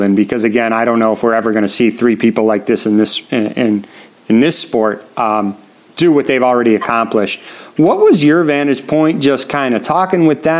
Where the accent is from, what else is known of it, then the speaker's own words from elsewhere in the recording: Chicago, Illinois, United States; in my hometown right after it was in Chicago